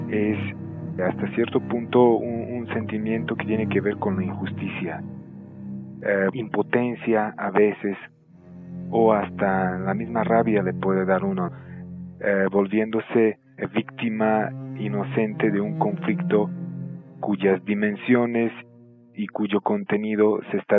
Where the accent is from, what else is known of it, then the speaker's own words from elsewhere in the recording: Serbia; Yo he vivido en estos últimos años cuando fue atacado también eh, mi país de origen, Yugoslavia, hoy Serbia y Montenegro.